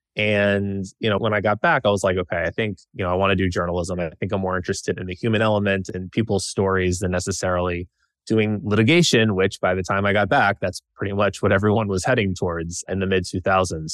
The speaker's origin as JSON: {"language": "English", "town": "Nashville", "region": "Tennessee", "country": "United States", "tie": "born or raised there", "also_born_or_lived": "Washington, D.C.", "moved": "as an adult", "said": "I grew up in Nashville, Tennessee, with my parents and sister"}